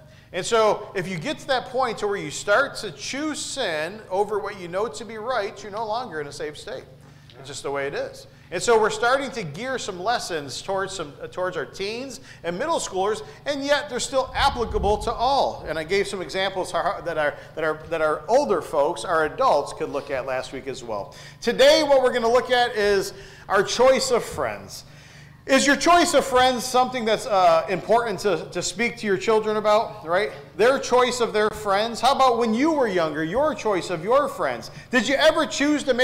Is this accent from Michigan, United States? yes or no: yes; Detroit, Michigan, United States; I grew up in Southwest Detroit, and I lived there for 18 years